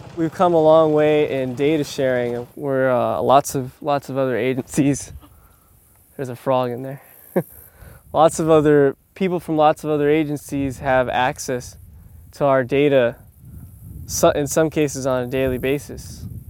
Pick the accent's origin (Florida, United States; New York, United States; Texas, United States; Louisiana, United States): Florida, United States; South; I grew up in the South Florida area